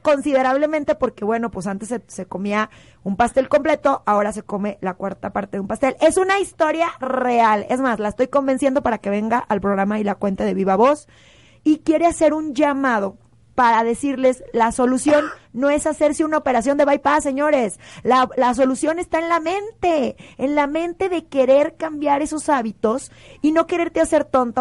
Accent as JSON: {"language": "Spanish", "country": "Mexico", "said": "como mexicanos"}